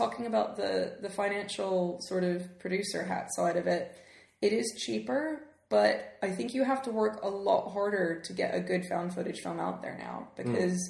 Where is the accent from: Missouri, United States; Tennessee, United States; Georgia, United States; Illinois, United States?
Tennessee, United States; Memphis; moved away as an adult; now in United Kingdom; I grew up in Memphis, Tennessee